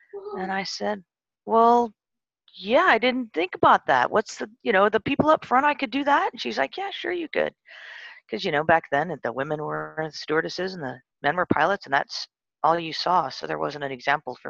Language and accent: English; San Bernardino, California, United States; also born or lived in England; I grew up mostly in a place called San Bernardino, California.